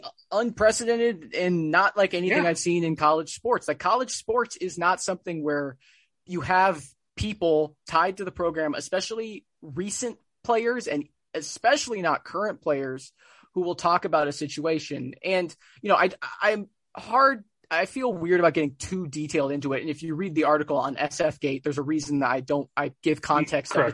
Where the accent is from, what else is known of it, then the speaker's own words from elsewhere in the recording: Hawaii, United States; now in Bay Area, United States; I'm born and raised in Hawaii, and so and I'm born and raised on the islands.